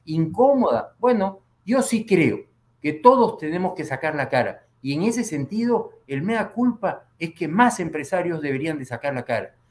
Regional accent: Peru; Yo he nacido en el Perú y he vivido toda mi vida en el Perú

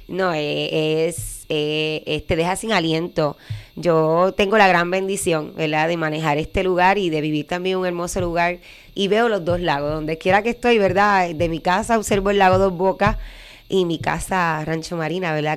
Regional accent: Utuado, Puerto Rico; mi pueblo

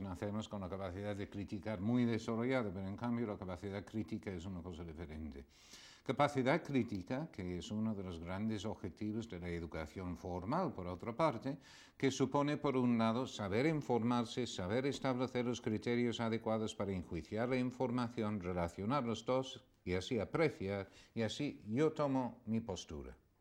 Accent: England, United Kingdom; now in Spain; inglés, que ya no lo soy, ya soy español

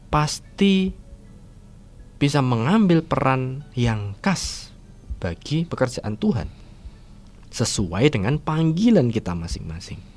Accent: Wonogiri, Central Java, Indonesia; saya eh, lahir di, di Wonogiri di Kabupaten Wonogiri kemudian saya ya dewasa di Wonogiri bersekolah dari TK, SD, SMP, SMA juga di Wonogiri

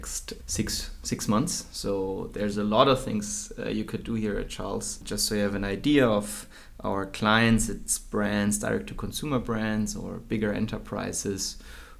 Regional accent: Würzburg, Bavaria, Germany; also born or lived in Tomsk, Russia / Heidelberg; I grew up in Würzburg, a German town, a German city, not too big, until I started studying law in Heidelberg

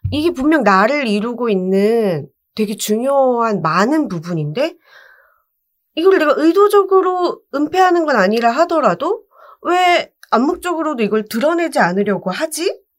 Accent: Busan, South Korea; moved away; 저는 관광특구 해운대에 그 유람선 선착장 근처에 있는 아파트

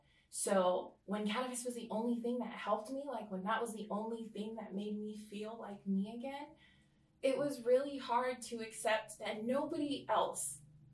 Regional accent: Oahu, Hawaii, United States; also born or lived in California / American Samoa; I grew up in California, Oahu. I grew up and American Samoa. So I kind of moved literally to all three places every so often. But Hawaii is home to me. I am full Samoan though, just to be clear.

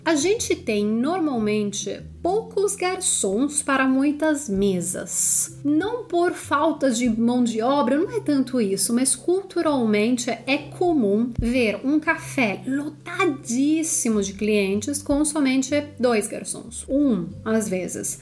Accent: Italy; Portuguese is a second language; moved away as an adult; also born or lived in São Paulo, Brazil; A gente, como italianos

